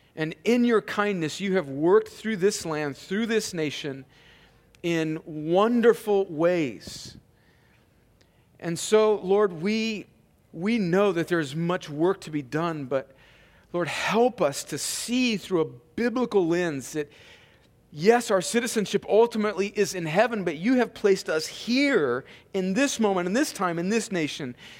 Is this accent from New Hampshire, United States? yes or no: no; Imperial Valley, California, United States; born or raised there; moved away